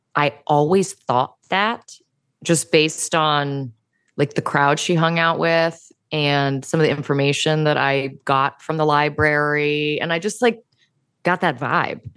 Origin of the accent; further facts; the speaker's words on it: Virginia, United States; I'm from Virginia, yeah. And where I come from, it's, like, right where West Virginia and Virginia and Maryland and D C all meet.